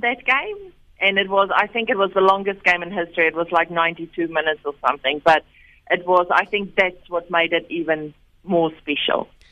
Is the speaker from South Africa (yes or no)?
yes; South Africa; moved away as an adult; now in Wellington, New Zealand; growing up in South Africa, I played cricket when I was at school